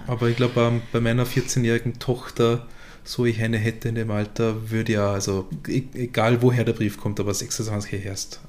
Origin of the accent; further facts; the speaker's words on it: Göfis, Vorarlberg, Austria; nach Göfis, in die äh, kleine Gemeinde, wo ich her bin.